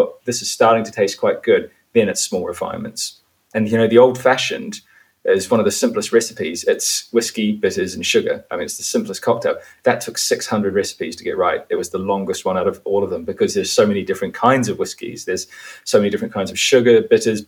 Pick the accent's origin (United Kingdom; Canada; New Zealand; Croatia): New Zealand; I grew up in New Zealand. That was where my parents chose to raise the family.